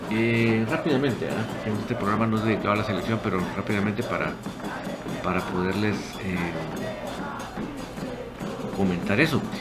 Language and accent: Spanish; Guatemala; yo no soy seguidor de la selección, soy orgullosamente guatemalteco, eso sí, pero no soy un seguidor del, equipo de fútbol